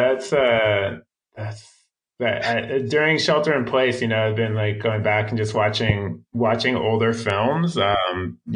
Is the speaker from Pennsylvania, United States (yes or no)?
yes; Philadelphia, Pennsylvania, United States; moved away; I'm originally from Philadelphia